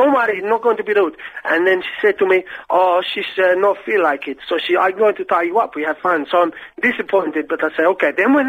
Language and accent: English; Portugal; moved away; because I'm from Portugal